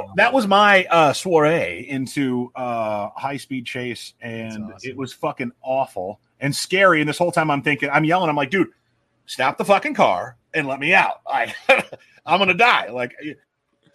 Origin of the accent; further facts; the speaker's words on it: Omaha, Nebraska, United States; it's my hometown